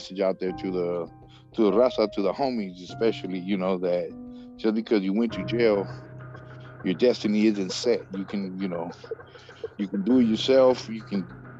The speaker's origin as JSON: {"language": "English", "town": "Los Angeles", "region": "California", "country": "United States", "tie": "born or raised there", "said": "I'm South Central Los Angeles. I grew up, you know, right there in the middle"}